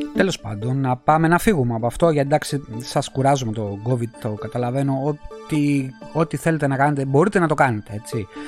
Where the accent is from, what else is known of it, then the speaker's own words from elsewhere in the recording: Greece; moved away as an adult; now in Northern Italy, Italy; Γεννήθηκα και έζησα 40 χρόνια εκεί. Είμαι βέρος Έλληνα